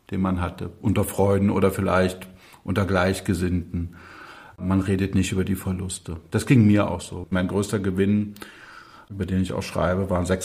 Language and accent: German; Burg, Saxony-Anhalt, Germany; bin dann zurückgekommen in meine Heimatstadt Burg bei Magdeburg, mein Abi gemacht